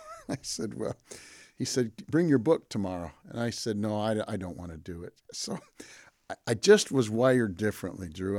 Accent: Pontiac, Michigan, United States; I grew up in Pontiac, Michigan

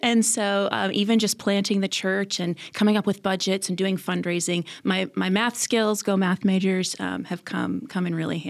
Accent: Fort Wayne, Indiana, United States; also born or lived in Illinois / Ohio; My dad was a pastor, and so grew up in a bunch of different churches kind of all over Illinois, Indiana, Ohio, and then landed in Fort Wayne for high school.

